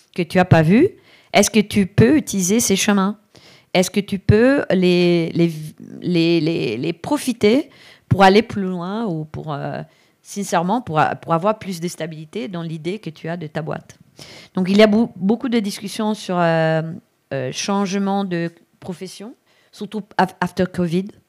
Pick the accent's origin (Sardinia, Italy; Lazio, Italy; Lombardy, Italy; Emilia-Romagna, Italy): Lombardy, Italy; Brescia; French is a second language; moved away; also born or lived in Barcelona; Je viens de l'Italie, d'une famille hyper machiste, clairement. Euh, dans, d'une ville qui est à Brescia